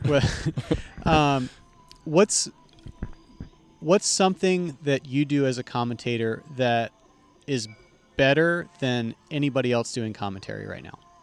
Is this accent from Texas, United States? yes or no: yes; Texas, United States; as a Texan